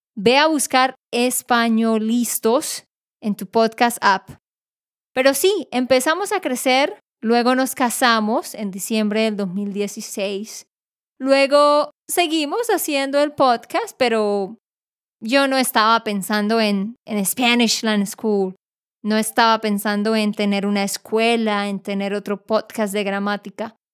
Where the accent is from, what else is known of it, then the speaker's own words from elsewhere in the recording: Colombia; yo soy colombiana